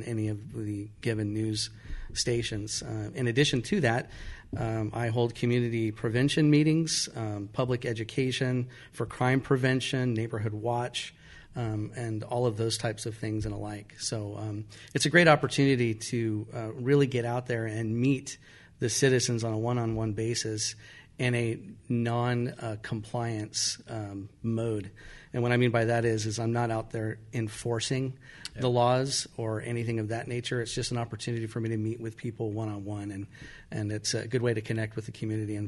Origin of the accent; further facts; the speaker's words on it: Santa Fe Springs, California, United States; I grew up in Santa Fe Springs and obviously spent a lot of time as a teenager in and around Santa Fe Springs in the Whittier area